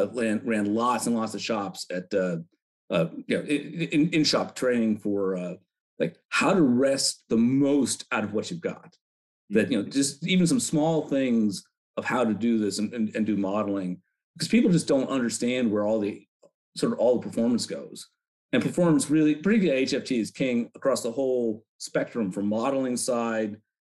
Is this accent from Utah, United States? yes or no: no; Chicago, Illinois, United States; Why don't you come out to the city and catch a Cubs game? Because I'm from Chicago.